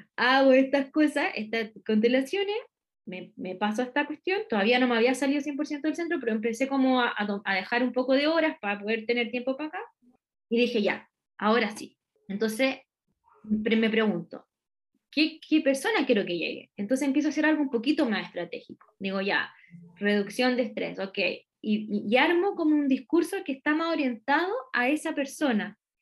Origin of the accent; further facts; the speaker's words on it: Santiago, Santiago Metropolitan Region, Chile; moved away as an adult; also born or lived in Curicó; yo soy de Santiago